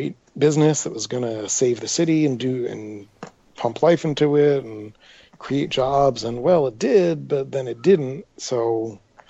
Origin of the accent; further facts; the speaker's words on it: Atlantic City, New Jersey, United States; growing up in Atlantic City